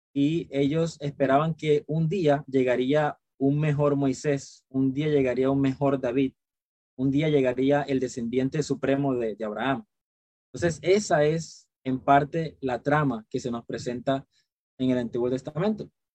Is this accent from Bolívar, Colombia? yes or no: yes; Cartagena, Bolívar, Colombia; Yo soy, eh, de Cartagena, Colombia